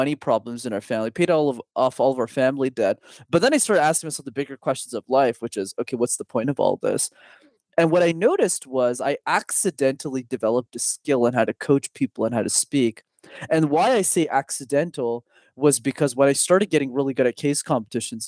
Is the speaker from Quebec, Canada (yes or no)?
yes; Montreal, Quebec, Canada; I'm born and raised in a city called Montreal. I'm still based there